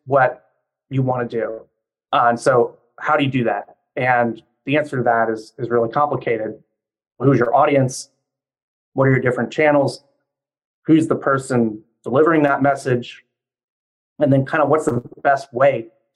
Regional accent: Louisiana, United States; moved away as an adult; now in Washington, D.C., United States; I'm originally from Louisiana, but moved up to the Washington area for school and then stayed working here

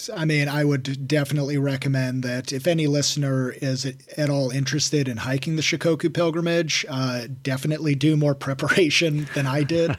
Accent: Washington, United States; moved away as an adult; also born or lived in Denver; I started hiking all around my home state of Washington. Then I moved to Denver.

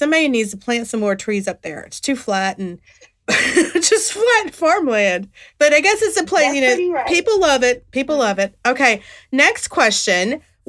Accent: West Virginia, United States; moved away as an adult; also born or lived in Northeast US; now in Northeast, United States; I'm from West Virginia, and I haven't lived there since I was, like, an undergrad. And nobody can understand me. I live in the Northeast.

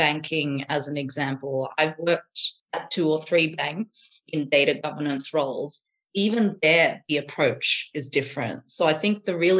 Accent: Sydney, New South Wales, Australia; moved away as an adult; now in London, United Kingdom; I grew up in Sydney, Australia, and now have been living in London for the last 12 or 13 years.

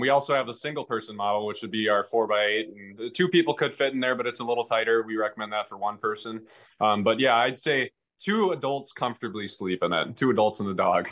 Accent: Merrill, Wisconsin, United States; I grew up actually in Merrill. I currently live in Merrill

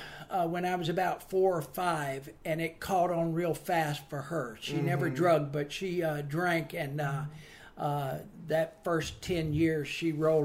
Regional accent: Savannah, Georgia, United States; Grew up in Savannah, Georgia. Poor kid. Meet once a week. That kind of poor. Lived in the projects.

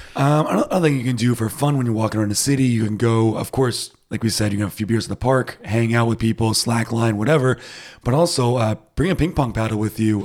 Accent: United States; now in Germany; I'm too American for it

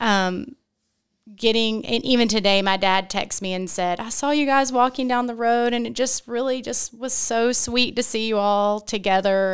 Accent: Wilmington, United States; I'm from Wilmington

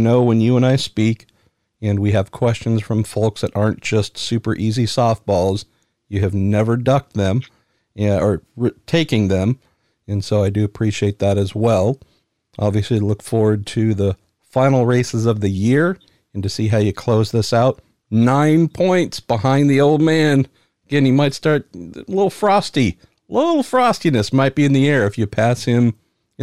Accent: San Francisco, California, United States; I'm from San Francisco

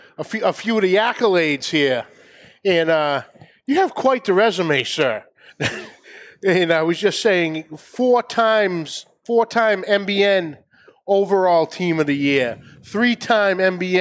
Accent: New England, United States; I'm from New England and I barely speak English

